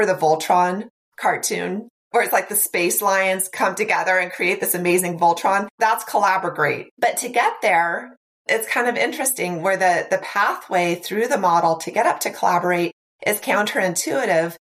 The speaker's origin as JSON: {"language": "English", "region": "Nebraska", "country": "United States", "said": "I'm from Nebraska, so, you know, fairly rural"}